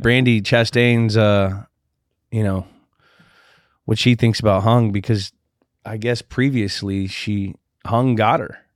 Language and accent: English; Redwood City, California, United States; my hometown